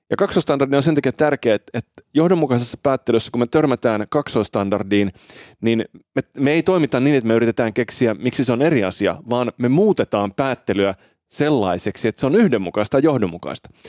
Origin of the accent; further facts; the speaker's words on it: Finland; also born or lived in Italy; Mä oon syntynyt siis Italiassa Joo. ja saanut silloin Italian kansalaisuuden, mutta sitten muuttanut Suomeen vähän alle vuoden ikäisenä